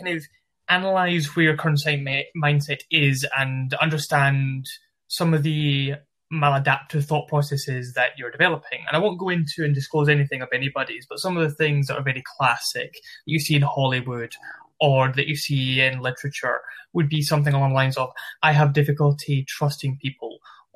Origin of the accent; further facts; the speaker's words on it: Glasgow, Scotland, United Kingdom; accent: Glasgow; moved away as an adult; also born or lived in Liverpool; now in Manchester, United Kingdom; So I'm originally based from Scotland, yeah. Glasgow. Studied university in Liverpool and live currently in Manchester.